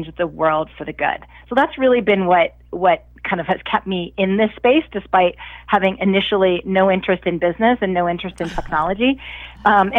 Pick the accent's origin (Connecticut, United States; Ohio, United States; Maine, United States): Ohio, United States; Cleveland; I grew up in Cleveland, Ohio